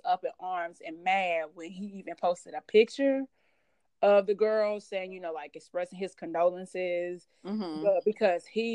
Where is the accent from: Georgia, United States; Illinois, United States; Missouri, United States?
Missouri, United States; St. Louis